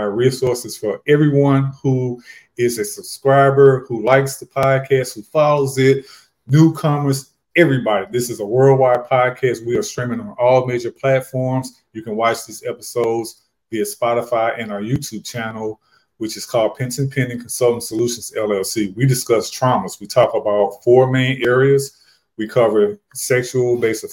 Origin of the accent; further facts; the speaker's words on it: St. Louis, Missouri, United States; I retired as a COVID fire medic from my hometown of St. Louis, Missouri during the pandemic